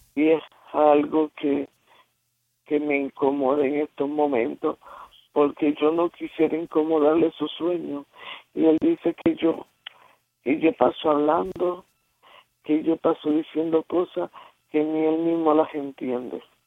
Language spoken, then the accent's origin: Spanish; Puerto Rico; De Puerto Rico